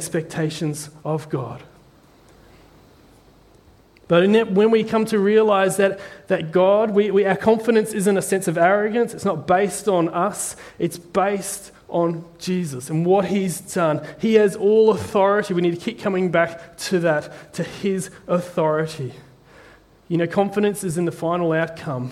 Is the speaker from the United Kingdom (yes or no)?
no; New Zealand; I'm from a little island called New Zealand